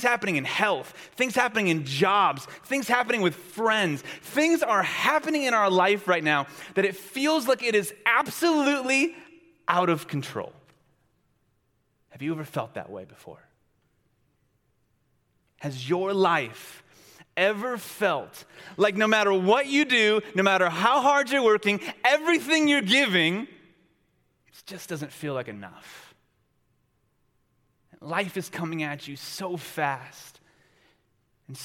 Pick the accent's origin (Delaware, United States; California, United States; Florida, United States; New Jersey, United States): California, United States; Long Beach; I am from Long Beach, California